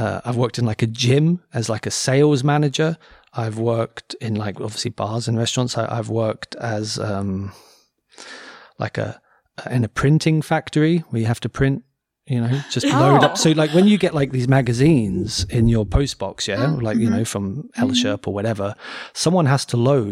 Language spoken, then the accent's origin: English; Cambridge, East of England, United Kingdom; moved away; I grew up in Cambridge